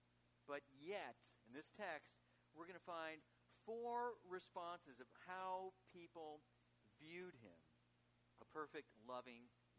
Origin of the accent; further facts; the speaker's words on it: Chicago, Illinois, United States; And actually, I'm from Chicago originally